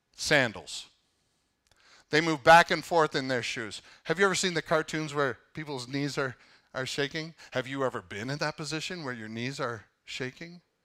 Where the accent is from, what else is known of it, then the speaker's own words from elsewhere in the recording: Canada; now in United States; I'm Canadian